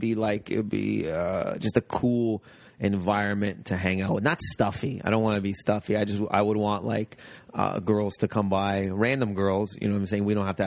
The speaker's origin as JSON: {"language": "English", "town": "Windsor", "region": "Ontario", "country": "Canada", "tie": "born or raised there", "said": "I grew up near Detroit."}